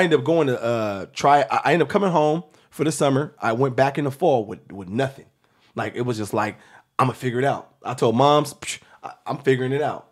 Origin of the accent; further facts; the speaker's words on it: Seattle, Washington, United States; I'm from Seattle, Washington